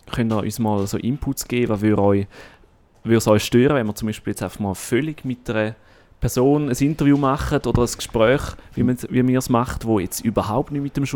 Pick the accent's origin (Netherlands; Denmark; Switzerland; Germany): Switzerland; St. Gallen; moved away; Ja, in meine Heimat.